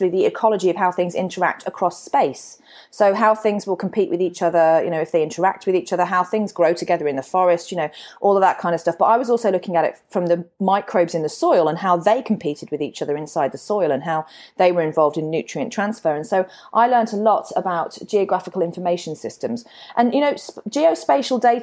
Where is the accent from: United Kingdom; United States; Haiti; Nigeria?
United Kingdom; Warwickshire, West Midlands; moved away as an adult; also born or lived in Perth, Australia; now in Brisbane, Australia; I'm from Shakespeare's County